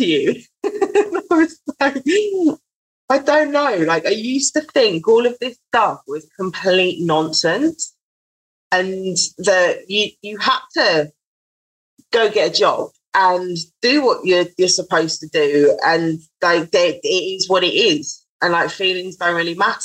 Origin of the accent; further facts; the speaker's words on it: London, United Kingdom; I'm from Southeast London